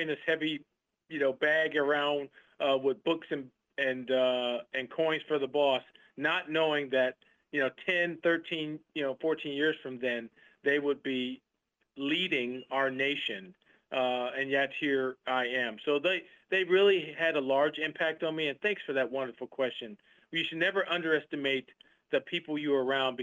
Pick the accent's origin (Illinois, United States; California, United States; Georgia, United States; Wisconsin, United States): Wisconsin, United States; Milwaukee; moved away as an adult; I was born and raised in Wisconsin.